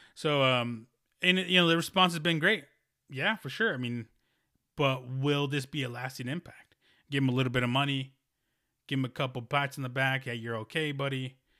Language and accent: English; United States; born or raised there